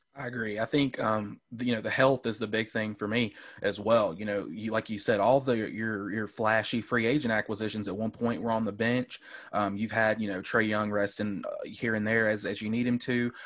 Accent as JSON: {"language": "English", "town": "Homer", "region": "Georgia", "country": "United States", "tie": "born or raised there", "accent": "Southern drawl", "said": "I'm from a small town. We're about an hour and a half north, uh, called Homer, Georgia"}